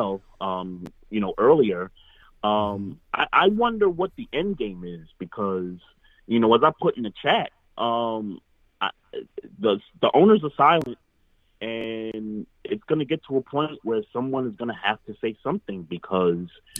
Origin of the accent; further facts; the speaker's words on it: New York, United States; now in Baltimore, United States; my hometown in New York